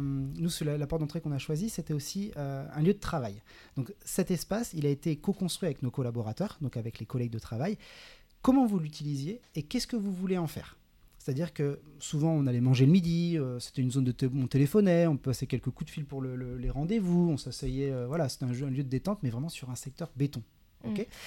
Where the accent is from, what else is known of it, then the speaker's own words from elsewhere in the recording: Saint-Nazaire, Pays de la Loire, France; moved away as an adult; also born or lived in Grenoble; now in Biarritz, France; je viens de Saint-Nazaire, voilà, en Loire-Atlantique. J'ai grandi près de l'océan, j'ai grandi à la plage